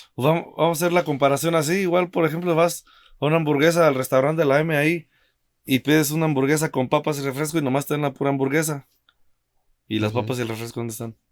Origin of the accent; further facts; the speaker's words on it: Mexico; moved away; also born or lived in Cancún; uno como mexicano